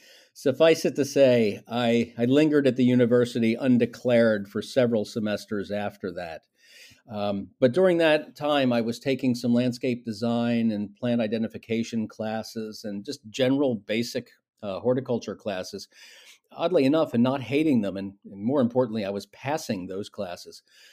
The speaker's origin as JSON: {"language": "English", "town": "Wilmington", "region": "Delaware", "country": "United States", "tie": "born or raised there", "said": "I grew up in Wilmington, Delaware, which is in the very top of Newcastle County, the northernmost county of our three counties in Delaware, which is about, as the crow flies, probably 10 or 11 miles from Longwood. So right in the heart of the Delaware Valley."}